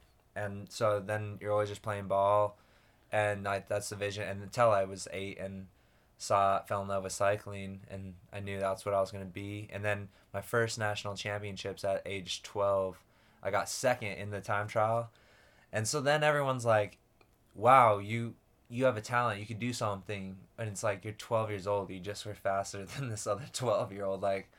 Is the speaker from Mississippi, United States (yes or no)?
no; Lehi, Utah, United States; I grew up in Lehi, Utah, typical kind of Mormon boy, raised.